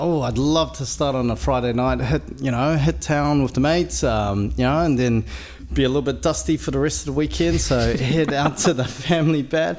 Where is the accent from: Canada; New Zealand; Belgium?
New Zealand; Auckland; So born and bred in Auckland, out East Auckland. So, raised in Howick, Pakuranga, went to McLean's College.